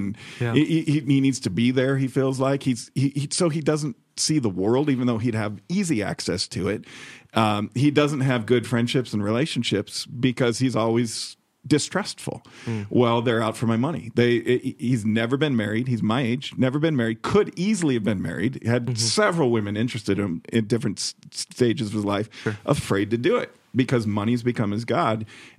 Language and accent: English; Chicago, Illinois, United States; I've got friends in Chicago who have been highly successful, people I grew up with in Chicago